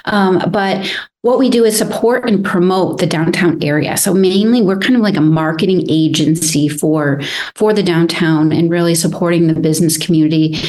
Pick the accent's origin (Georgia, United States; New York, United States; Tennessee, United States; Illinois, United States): New York, United States; Jamestown; also born or lived in North Carolina / Ventura, California; now in Santa Barbara, United States; I'm originally from Jamestown, New York. So across the state from you, Neil, actually, is where I grew up